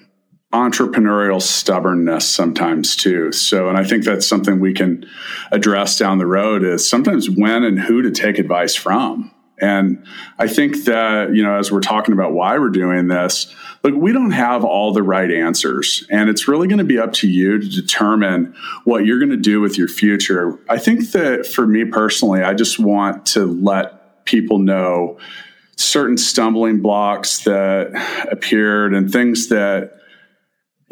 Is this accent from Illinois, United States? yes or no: no; Kansas City, Missouri, United States; It's my hometown